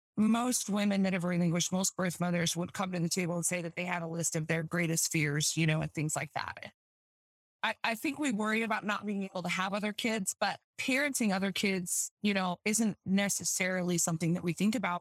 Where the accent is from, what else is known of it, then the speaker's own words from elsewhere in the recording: Utah, United States; I'm from Utah, born and raised, um, live here now still